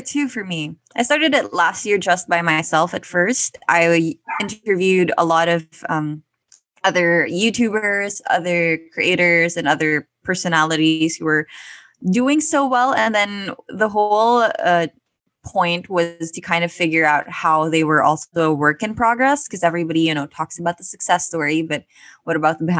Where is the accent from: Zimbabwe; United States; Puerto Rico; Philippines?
Philippines; Manila, Metro Manila; I grew up in Manila